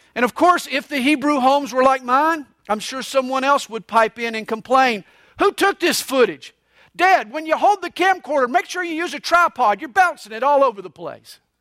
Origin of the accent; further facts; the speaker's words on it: Atlanta, Georgia, United States; I grew up right there on Flat Shoals Road in Gresham Park